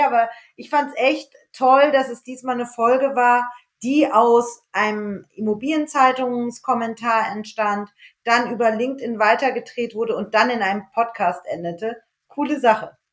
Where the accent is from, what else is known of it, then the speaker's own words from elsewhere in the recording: the Wiesbaden area, Hesse, Germany; ich komme ja auch aus der Wiesbadener Ecke